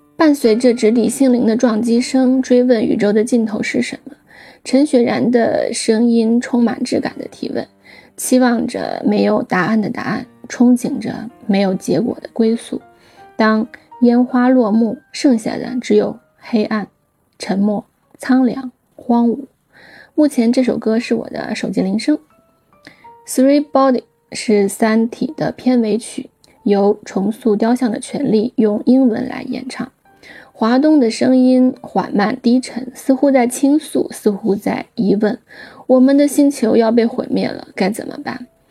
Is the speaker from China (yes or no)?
yes; Shaanxi, China; 由于我是陕西人